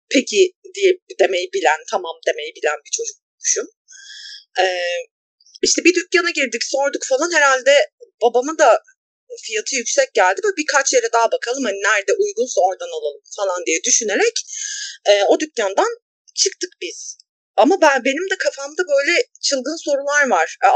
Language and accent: Turkish; a small Anatolian city, Turkey; bir de küçük bir Anadolu şehrinde büyüdüm ben.